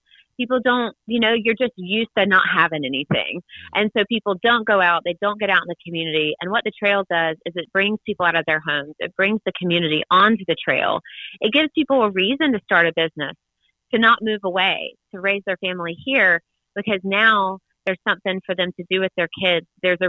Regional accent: Sandersville, Georgia, United States; I'm from Sandersville, a really small town nearby, and have this big idea to, in my mind, to revive our small town and many other small towns like ours by bringing a trail through it.

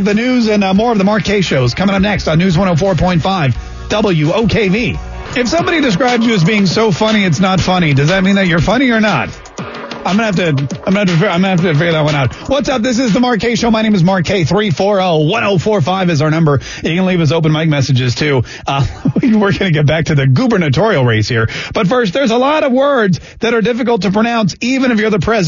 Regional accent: Canada; And then when I moved from Canada, of course, sorry was a big problem for me.

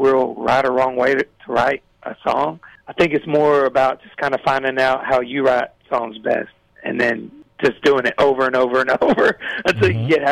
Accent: Douglasville, Georgia, United States; I'm a product of growing up in Georgia

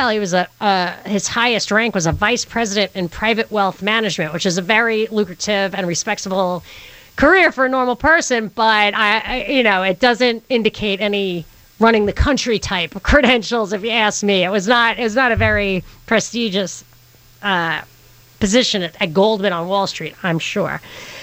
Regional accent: New York City, New York, United States; We're from Brooklyn.

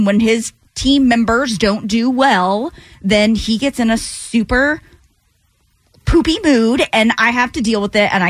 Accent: the South, United States; I was born and raised in the South.

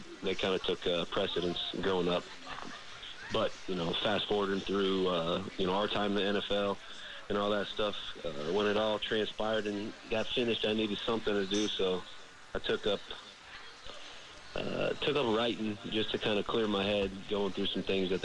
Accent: Nebraska, United States; I grew up in Nebraska

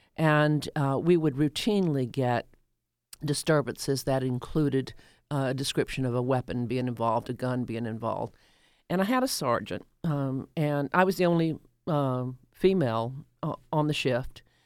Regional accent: the rural South, United States; also born or lived in Doraville, Georgia; now in Atlanta, United States; I grew up in the rural South until I w, until nineteen sixty-two when we moved here

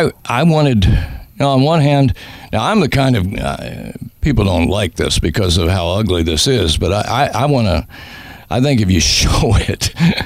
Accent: Virginia, United States; They said, you need to get your accent straightened out, because I was from Virginia, Southwest Virginia

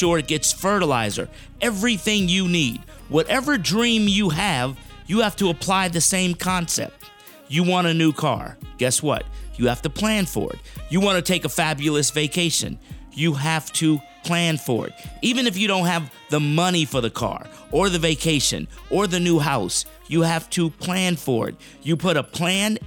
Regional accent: South Florida, United States; I grew up in South Florida

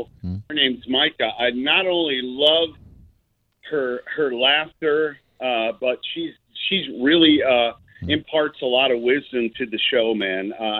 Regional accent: Chicago, Illinois, United States; Hey, listen, I'm from Chi-Town. I know a little guy named Mancal from there.

